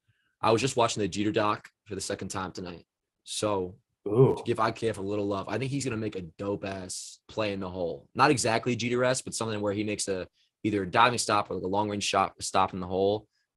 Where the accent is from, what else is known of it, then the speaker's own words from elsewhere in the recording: Toms River, New Jersey, United States; my hometown-ish area of Tom's River.